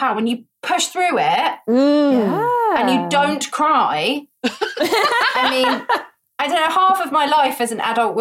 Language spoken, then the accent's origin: English; United Kingdom; I'm very British